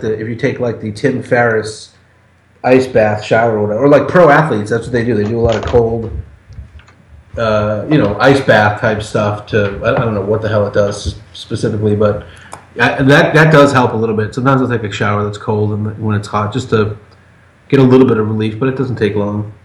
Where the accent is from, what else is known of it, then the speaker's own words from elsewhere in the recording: Massachusetts, United States; moved away; also born or lived in Portland, Maine; I'm from Massachusetts, and I lived for ten years 100 miles north up by Portland, Maine